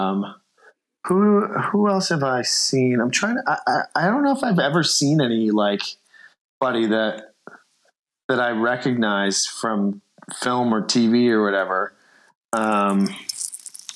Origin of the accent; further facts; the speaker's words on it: Chicago, Illinois, United States; moved away; I'm from Chicago